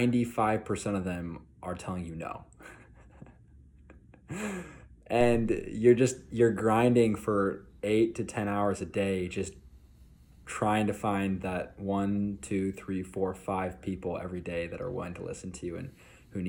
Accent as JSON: {"language": "English", "region": "Utah", "country": "United States", "said": "I'm from Utah"}